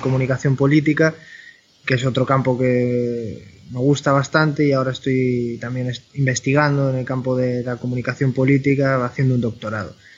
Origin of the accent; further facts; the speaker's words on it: Valladolid, Castile and León, Spain; moved away as an adult; also born or lived in Madrid; now in Galicia, Spain; Yo soy de Valladolid, estudié periodismo en Valladolid